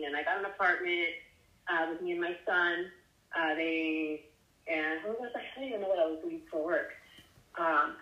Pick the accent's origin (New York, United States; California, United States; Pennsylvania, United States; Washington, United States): California, United States; San Diego; also born or lived in Michigan; I'm from San Diego originally, and that's where I was in the system in San Diego.